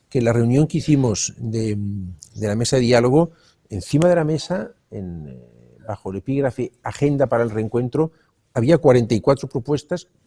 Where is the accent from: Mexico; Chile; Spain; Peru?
Spain; Catalonia; somos más los que no la queremos y todos somos catalanes